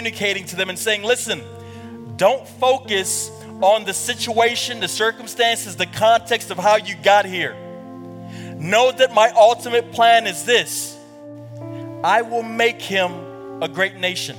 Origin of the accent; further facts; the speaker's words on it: Kampala, Central Region, Uganda; moved away; I was born in Kampala, Uganda.